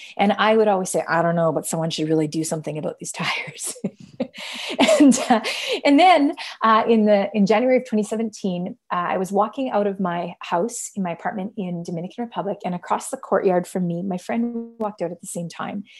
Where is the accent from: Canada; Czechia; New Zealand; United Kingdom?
Canada; I am Canadian